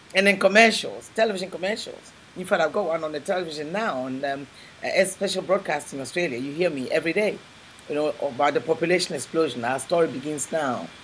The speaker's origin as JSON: {"language": "English", "country": "Ghana", "tie": "born or raised there", "also_born_or_lived": "England", "moved": "as an adult", "said": "I was born in Ghana, West Africa, and I went uh, from there to England"}